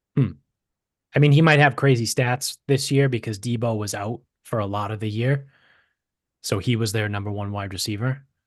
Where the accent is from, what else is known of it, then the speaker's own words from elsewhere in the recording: Medford, Massachusetts, United States; growing up in Medford, being right on the Orange Line, like I, like I said, I grew up right next to the Wellington train station